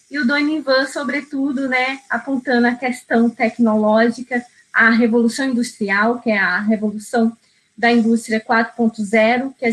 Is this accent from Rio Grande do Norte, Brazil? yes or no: yes; Rio Grande do Norte, Brazil; Eu sou do Rio Grande do Norte, então eu sei o que é o diferencial de uma indústria onshore, porque eu visitei muito a região de Mossoró, Macau, Areia Branca